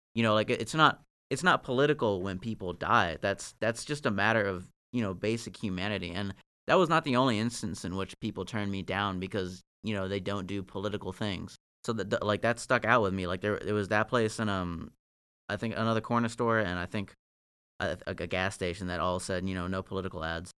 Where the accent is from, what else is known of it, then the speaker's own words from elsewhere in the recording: Northern Virginia, United States; I'm from Virginia. Like, I, I grew up in Northern Virginia, but that was out in Marshall where my dad lived.